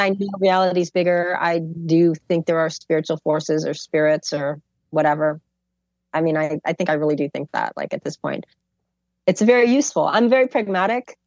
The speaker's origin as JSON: {"language": "English", "town": "Chicago", "region": "Illinois", "country": "United States", "said": "I'm from Chicago"}